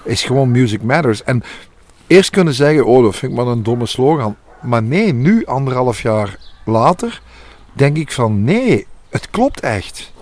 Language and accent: Dutch; Overpelt, Flanders, Belgium; Ik ben zelf van Overpelt afkomstig